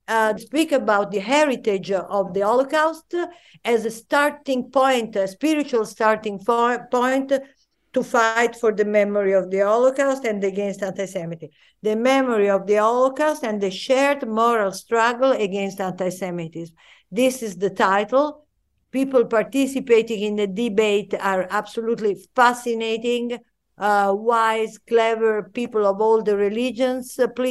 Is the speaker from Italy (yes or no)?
yes; Florence, Tuscany, Italy; moved away as an adult; now in Jerusalem, Israel; Florence. That is my hometown, where I was born and where I grew and that I love.